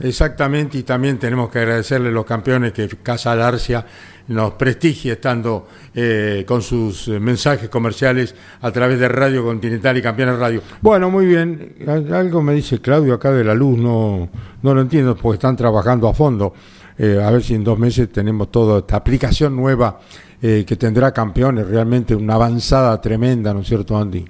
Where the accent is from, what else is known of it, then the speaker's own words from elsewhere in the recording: La Pampa, Argentina; mi tierra pampeana